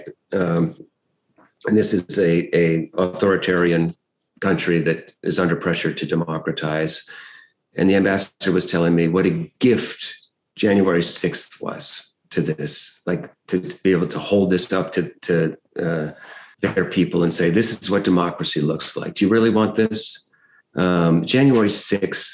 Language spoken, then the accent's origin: English; Michigan, United States; also born or lived in Kalamazoo, Michigan; I spent the years of my childhood in Michigan. Wikipedia says that I was born in Detroit. That's not the case. I was actually born in Kalamazoo